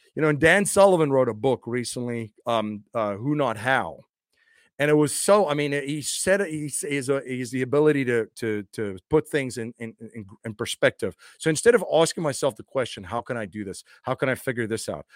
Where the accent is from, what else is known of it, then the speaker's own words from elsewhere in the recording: South Africa; moved away as an adult; now in United States; I'm originally from South Africa. I grew up in a very interesting time in South Africa's history